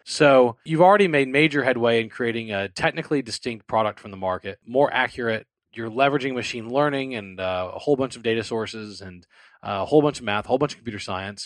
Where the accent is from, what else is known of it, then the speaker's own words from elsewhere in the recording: New Orleans, Louisiana, United States; now in Houston, United States; I'm from the New Orleans area. I live in the Houston area.